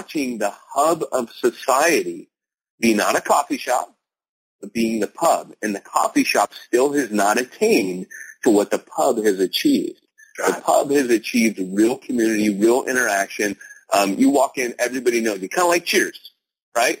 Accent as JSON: {"language": "English", "country": "United States", "said": "I'm an American"}